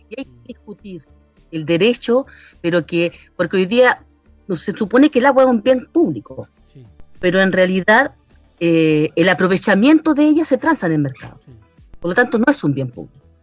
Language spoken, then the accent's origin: Spanish; San Felipe, Valparaíso, Chile; born there; now in Putaendo, Chile; yo eh, nací en San Felipe, pero como te digo, llegué en 94, mi marido es putaendino.